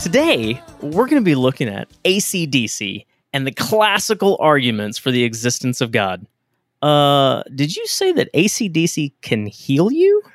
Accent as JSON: {"language": "English", "region": "Texas", "country": "United States", "tie": "born or raised there", "moved": "yes", "lives_now": "Kentucky, United States", "said": "I grew up in Texas"}